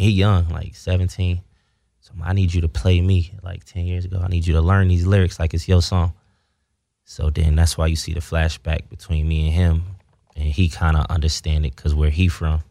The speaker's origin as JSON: {"language": "English", "region": "Ohio", "country": "United States", "said": "I'm from Ohio where it's segregated"}